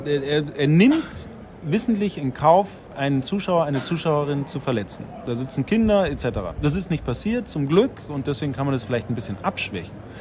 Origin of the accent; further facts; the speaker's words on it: Bavaria, Germany; aufgewachsen in Bayern.